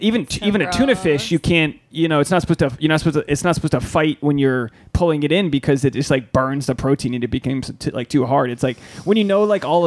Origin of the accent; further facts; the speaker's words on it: Rhode Island, United States; I'm from Rhode Island